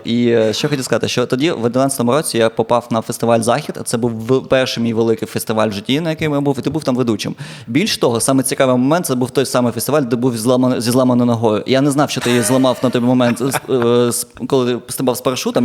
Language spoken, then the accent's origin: Ukrainian; Dnipro, Dnipropetrovsk Oblast, Ukraine; moved away as an adult; now in Lviv, Ukraine; я з Дніпра